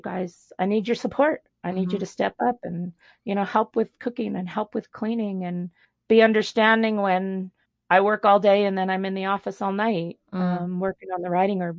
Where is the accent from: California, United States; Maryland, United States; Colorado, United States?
Colorado, United States; Denver; I grew up in Denver